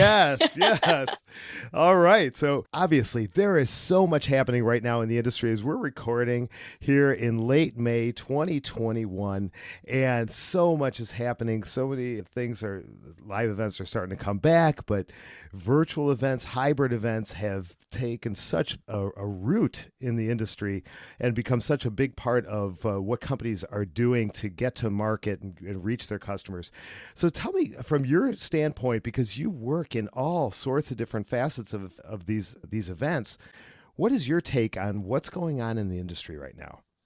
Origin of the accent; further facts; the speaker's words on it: Cleveland, Ohio, United States; I'm from Cleveland, and, uh, we get a lot of rain